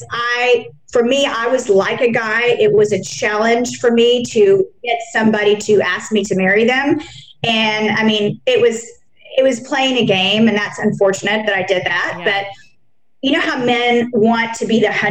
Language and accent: English; Dallas, Texas, United States; growing up in Texas and Dallas